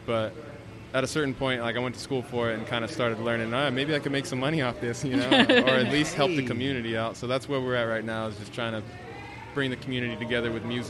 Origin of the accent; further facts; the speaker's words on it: San Diego, California, United States; I was born in San Diego